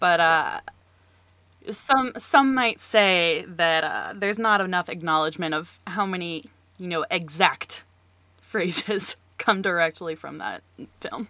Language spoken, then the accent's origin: English; North Carolina, United States; I, too, am from North Carolina. I'm still here